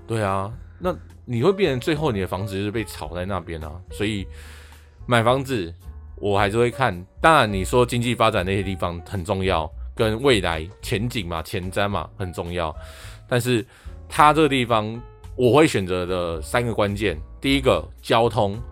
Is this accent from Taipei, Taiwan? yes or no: yes; Taipei, Taiwan; 我的生活圈很，很靠近东湖南港这边嘛， 我是港湖这边长大的